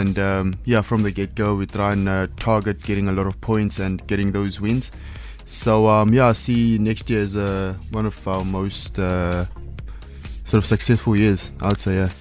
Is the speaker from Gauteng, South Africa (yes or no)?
no; Cape Town, Western Cape, South Africa; as a South African or African going out and racing in Europe